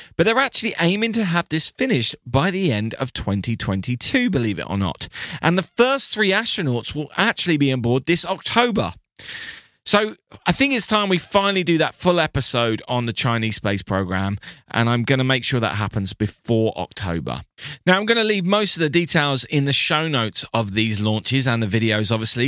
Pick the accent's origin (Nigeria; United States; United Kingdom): United Kingdom; I am your British friend